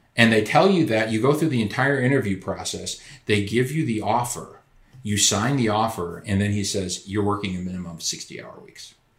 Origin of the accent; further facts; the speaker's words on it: Madison, Wisconsin, United States; I grew up in Madison, Wisconsin, where the city was just torn apart by protests